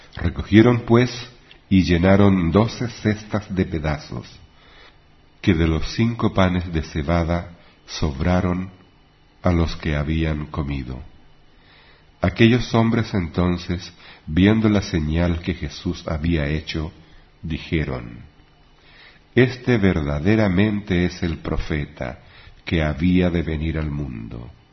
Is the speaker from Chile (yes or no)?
yes; Chile; en mi país